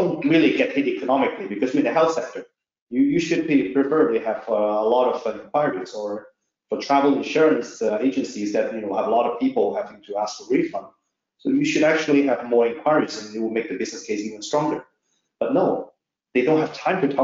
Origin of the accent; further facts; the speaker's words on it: Norway; I'm actually not from China, I'm from Norway.